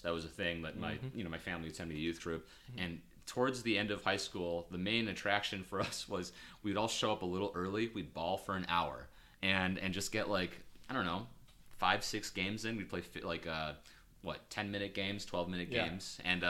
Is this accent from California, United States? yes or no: no; Chicago, Illinois, United States; growing up in Chicago suburbs and nothing